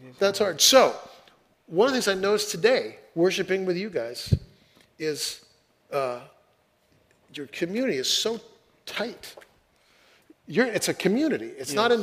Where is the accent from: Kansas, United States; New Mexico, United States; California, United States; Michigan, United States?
California, United States; Fresno; now in Seattle, United States; I grew up in Fresno, California, and in the middle of the city